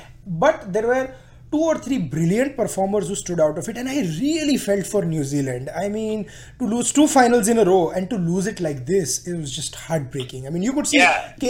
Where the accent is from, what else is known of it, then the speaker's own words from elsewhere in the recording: India; as an Indian